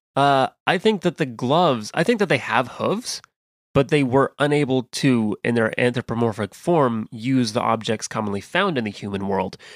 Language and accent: English; Midwest, United States; accent: Western American; also born or lived in California; I was raised in the Midwest